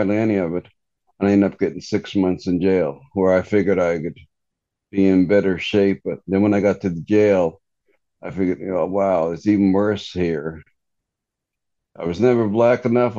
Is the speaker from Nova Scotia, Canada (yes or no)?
yes; Cape Breton, Nova Scotia, Canada; now in Halifax, Canada; I live in Halifax, Nova Scotia now, like 5-6 hours away from where I'm from. It's an island called Cape Breton